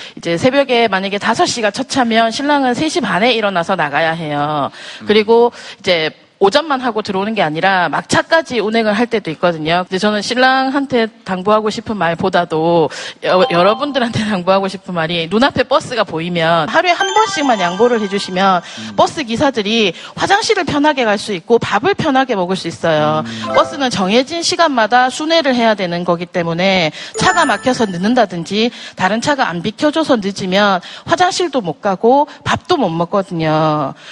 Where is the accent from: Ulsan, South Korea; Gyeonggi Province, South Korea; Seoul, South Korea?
Ulsan, South Korea; 울산에서 온